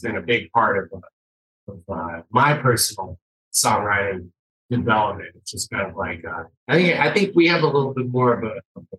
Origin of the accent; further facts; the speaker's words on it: Salt Lake City, Utah, United States; Me and Naomi Downs are born and raised here